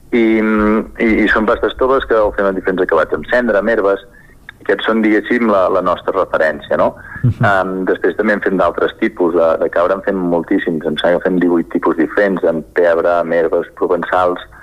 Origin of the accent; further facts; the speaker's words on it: Sora, Catalonia, Spain; nosaltres som de Sora, al nord de la mhm. comarca d'Osona, just a sota Ripoll